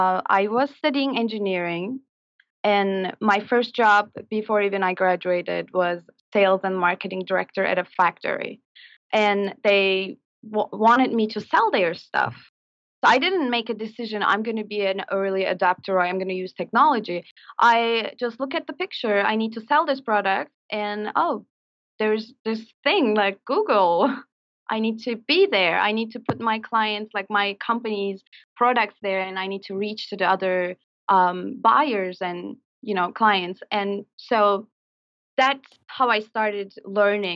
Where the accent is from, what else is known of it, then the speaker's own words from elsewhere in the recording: Turkey; moved away as an adult; now in New York City, United States; I'm from Turkey